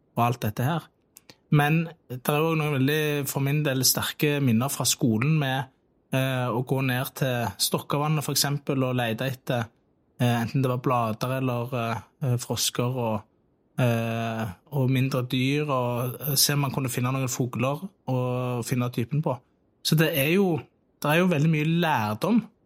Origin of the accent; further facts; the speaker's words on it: Tastavind, Rogaland, Norway; så lekte jeg veldig mye i skogen på Tastavind, og det var der jeg vokste opp.